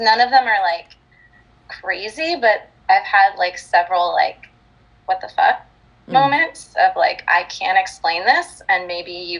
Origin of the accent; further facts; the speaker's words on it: New Jersey, United States; So I grew up in North Jersey